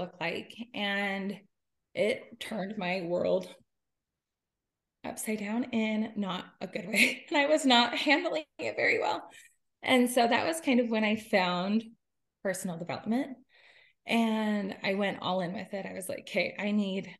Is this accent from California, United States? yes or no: no; Utah, United States; I am from Utah